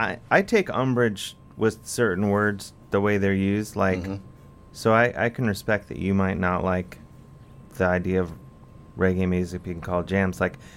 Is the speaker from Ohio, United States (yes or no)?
yes; Cleveland, Ohio, United States; I'm from the suburbs of Cleveland.